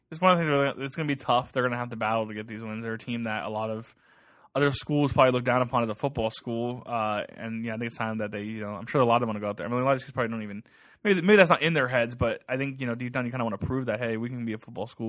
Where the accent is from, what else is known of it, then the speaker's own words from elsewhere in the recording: Ohio, United States; moved away; I'm from Ohio. I mean, I grew up in Buckeyes culture